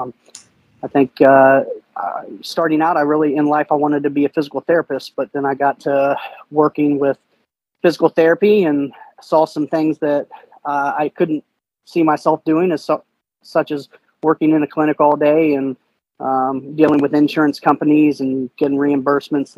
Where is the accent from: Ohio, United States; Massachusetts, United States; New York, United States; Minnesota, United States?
Ohio, United States; Cincinnati; also born or lived in Huntington, West Virginia; I'm originally from Huntington, West Virginia, but I grew up most of my life in Cincinnati, Ohio